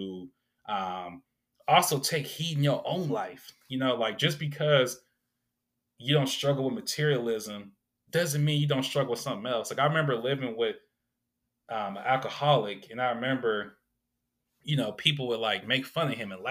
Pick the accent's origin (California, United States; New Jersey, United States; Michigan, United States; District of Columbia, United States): California, United States; Sacramento; So many good memories I have of my upbringing growing up in South Sac